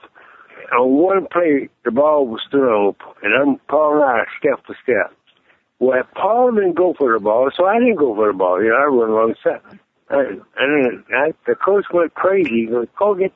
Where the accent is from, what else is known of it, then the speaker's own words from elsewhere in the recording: Texas, United States; I'm from Texas